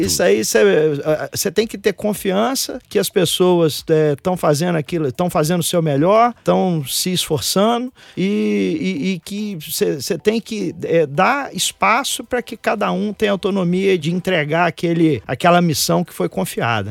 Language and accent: Portuguese; Itaperuna, Rio de Janeiro, Brazil; eu sou da roça, eu sou lá de Itaperuna, interior do estado do Rio de Janeiro